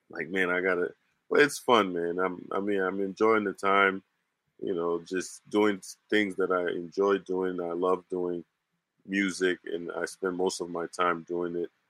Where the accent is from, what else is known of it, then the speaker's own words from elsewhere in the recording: New Jersey, United States; And, and growing up in New Jersey, so in New mm. Jersey, it's all rappers up there.